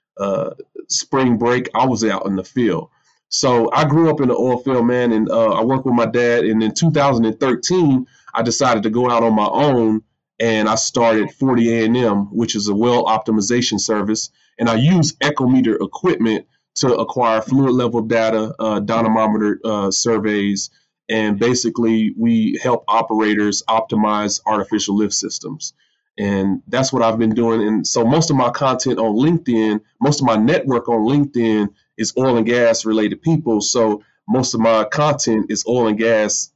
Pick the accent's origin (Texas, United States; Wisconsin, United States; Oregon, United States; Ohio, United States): Texas, United States; Midland; born and raised in Midland, Texas, which is oil and gas country, Permian Basin